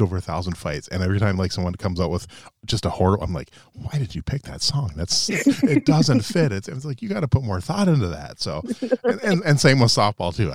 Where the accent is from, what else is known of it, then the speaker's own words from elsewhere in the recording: Little Falls, Minnesota, United States; now in Moorhead, United States; I grew up in Little Falls, Minnesota